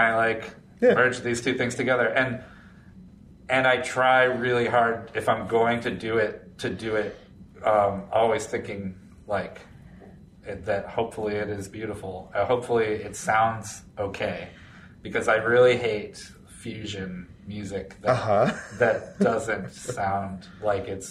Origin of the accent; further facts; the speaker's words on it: Florida, United States; I grew up in Florida.